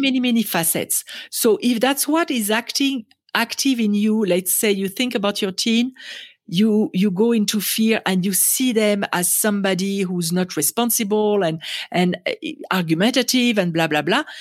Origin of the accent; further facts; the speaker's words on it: France; English is a second language; moved away as an adult; now in United States; I was born in France and raised in France, and, um, I came to America